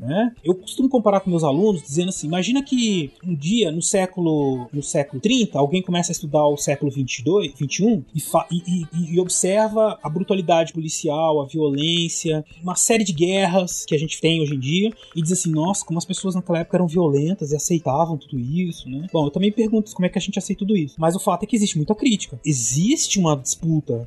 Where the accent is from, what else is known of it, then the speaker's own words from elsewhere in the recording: Brazil; eu e o César somos brasileiros